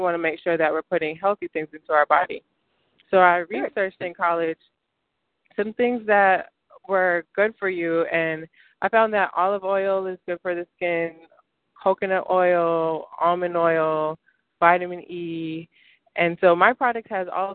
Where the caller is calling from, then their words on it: Stone Mountain, Georgia, United States; I'm calling from Stone Mountain, Georgia.